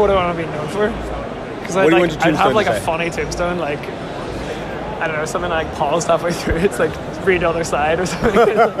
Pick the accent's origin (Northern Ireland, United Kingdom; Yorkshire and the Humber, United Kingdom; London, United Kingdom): Northern Ireland, United Kingdom; Belfast; I'm from Belfast, Northern Ireland. I'm 26.